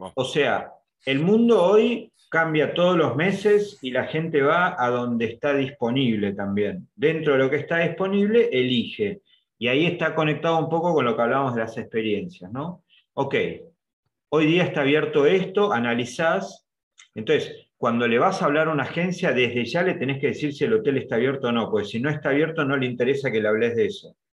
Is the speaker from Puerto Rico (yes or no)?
no; Argentina; los argentinos